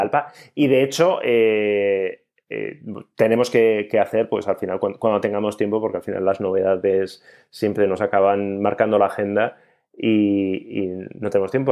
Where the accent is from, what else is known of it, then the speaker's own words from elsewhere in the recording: Basque Country, Spain; ya sabéis cómo somos los vascos